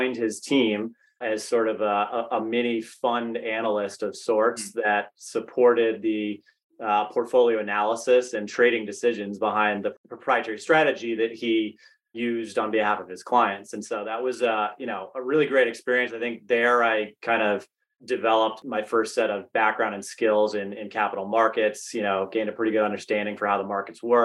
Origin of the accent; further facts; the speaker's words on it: Massachusetts, United States; moved away as an adult; also born or lived in North Carolina; I'm from Massachusetts originally, so really familiar with Fidelity, really wanted the chance to get back to the Northeast